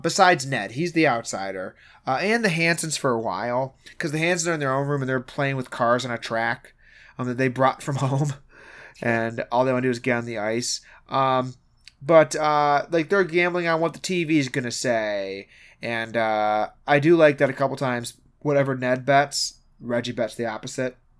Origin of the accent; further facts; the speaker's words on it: Michigan, United States; we're from Michigan